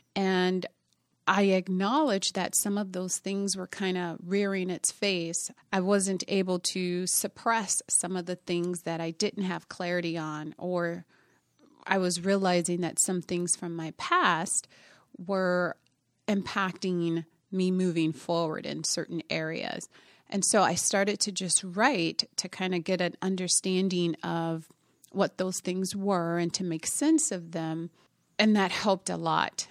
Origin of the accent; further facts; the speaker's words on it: Minneapolis, Minnesota, United States; also born or lived in Indiana; I'm originally from Indiana, um, but we moved to Minnesota when I was about, I was ten years old. and I grew up here in the Twin Cities